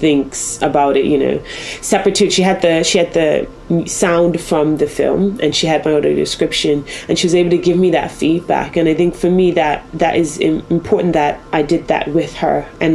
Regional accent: Bermuda; now in Wales, United Kingdom; I'm from Bermuda originally, and so not from this country

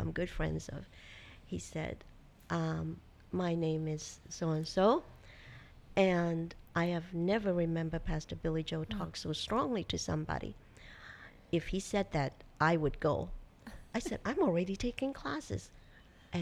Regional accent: Hong Kong; moved away; also born or lived in United States; my home country

